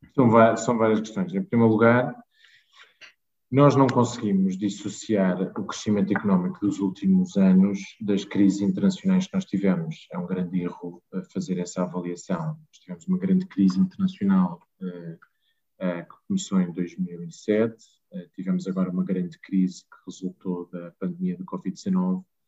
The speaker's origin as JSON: {"language": "Portuguese", "region": "Lisbon", "country": "Portugal", "tie": "born or raised there", "said": "eu sou lisboeta, de Gema"}